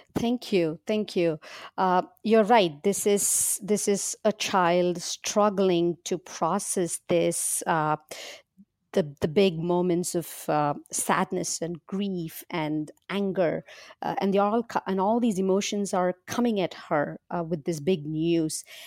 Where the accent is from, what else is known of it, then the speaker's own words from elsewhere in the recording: India; now in Berkeley, United States; I was born and raised in India, and I currently live with my husband and two kids in Berkeley, California.